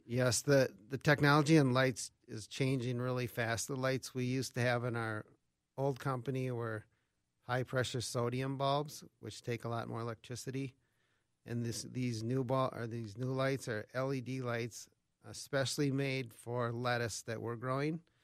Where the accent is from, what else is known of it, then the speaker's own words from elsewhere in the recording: Albert Lea, Minnesota, United States; I grew up around Albert Lee, so southern Minnesota